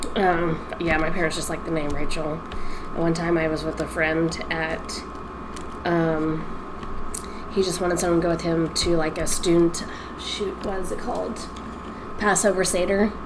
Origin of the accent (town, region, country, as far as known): Louisville, Kentucky, United States; born or raised there; accent: Texas; also born or lived in Texas